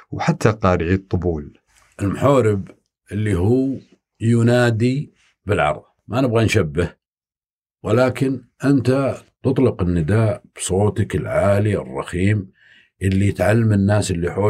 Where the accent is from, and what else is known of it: Saudi Arabia